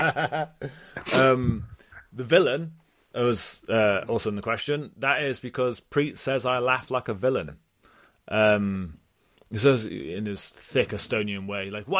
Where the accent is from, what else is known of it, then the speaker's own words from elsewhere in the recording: United Kingdom; I'm British